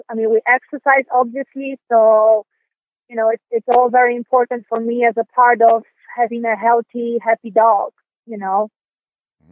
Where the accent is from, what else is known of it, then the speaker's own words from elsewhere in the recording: Poland; moved away; I'm from Europe, so, and I'm from Poland